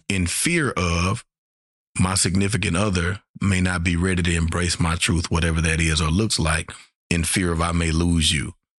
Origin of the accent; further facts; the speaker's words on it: Shreveport, Louisiana, United States; I'm from Shreveport, Louisiana